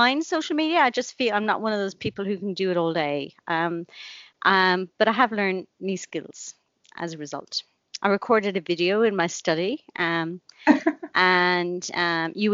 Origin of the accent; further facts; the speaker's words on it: Blarney, Munster, Ireland; also born or lived in Cork; I grew up in Blarney, which is in the country. She thought she was doing a great thing, sending me into the city to school